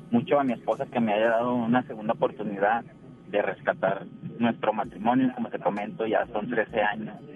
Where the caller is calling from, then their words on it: Juárez, Mexico; estoy acá en el municipio de Juárez, me dirijo